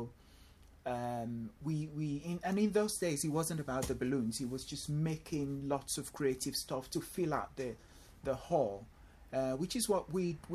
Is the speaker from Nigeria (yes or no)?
yes; Nigeria; moved away as an adult; also born or lived in London, United Kingdom; now in Essex, United Kingdom; I went home back to Nigeria with my parents, where I, you know, obviously had my primary school education, secondary school education, and my university education